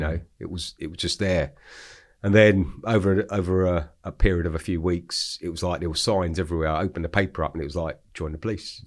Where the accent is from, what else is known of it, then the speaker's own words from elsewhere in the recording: London, United Kingdom; I grew up in Hackney, so Hackney, East London.